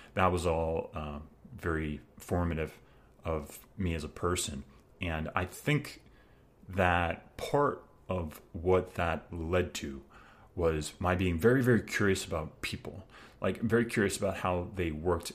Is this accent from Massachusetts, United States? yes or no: no; Long Island, New York, United States; I grew up in the Long Island suburbs